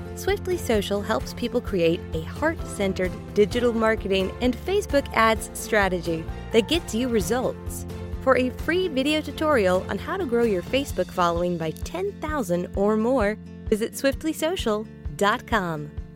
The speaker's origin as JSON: {"language": "English", "region": "Rhode Island", "country": "United States", "said": "I live in, I'm from Rhode Island"}